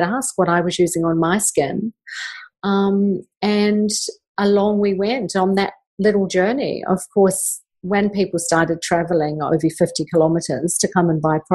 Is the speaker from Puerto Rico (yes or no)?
no; New Zealand; I did grow up in New Zealand, like you, Kim, and I grew up in New Zealand with a mother that grew all her own vegetables and fruits